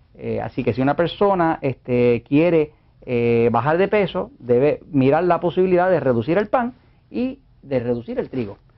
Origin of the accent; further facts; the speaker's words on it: Puerto Rico; yo, como puertorriqueño